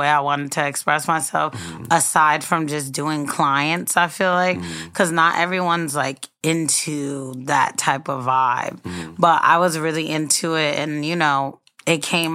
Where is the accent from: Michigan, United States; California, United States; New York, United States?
New York, United States; Mount Vernon; now in Brooklyn, United States; I'm actually from Mount Vernon.